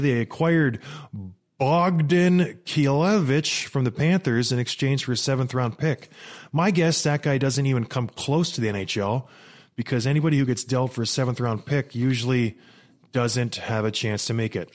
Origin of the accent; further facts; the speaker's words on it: St. Catharines, Ontario, Canada; moved away; also born or lived in Edmonton, Alberta; I was born in Edmonton, raised in Saint Catharines.